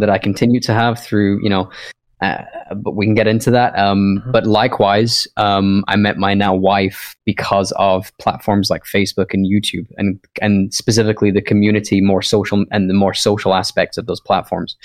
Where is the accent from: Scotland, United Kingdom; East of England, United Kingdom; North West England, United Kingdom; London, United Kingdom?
Scotland, United Kingdom; moved away; I I am from Scotland originally